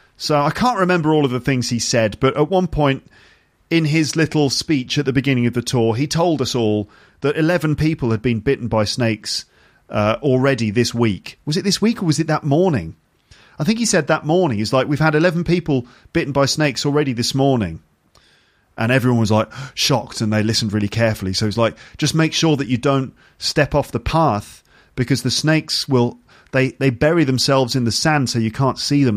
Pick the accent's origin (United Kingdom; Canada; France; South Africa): United Kingdom; me as a British person